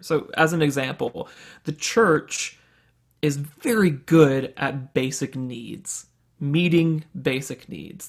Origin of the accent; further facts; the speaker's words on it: Birmingham, Alabama, United States; was born and raised in Birmingham, Alabama, in a very, uh, conservative Southern Baptist home